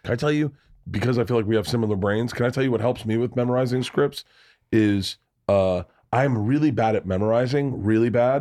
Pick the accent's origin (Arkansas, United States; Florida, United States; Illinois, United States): Florida, United States; Tampa; moved away; I grew up in Tampa